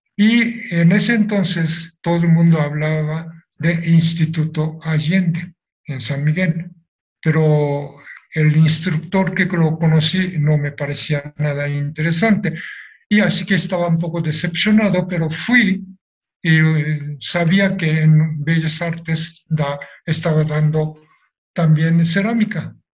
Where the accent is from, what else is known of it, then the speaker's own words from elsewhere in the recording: Nagasaki, Japan; Spanish is a second language; moved away as an adult; now in Mexico; Si regreso a Japón